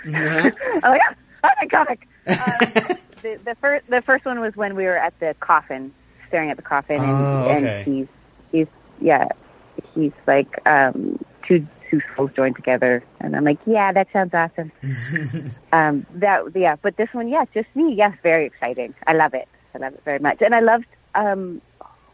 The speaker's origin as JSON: {"language": "English", "country": "Canada", "said": "as a Canadian actor"}